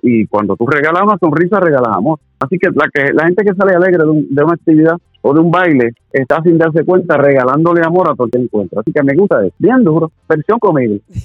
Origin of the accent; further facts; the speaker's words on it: Corozal, Puerto Rico; en el Pueblo Corozal, de donde yo soy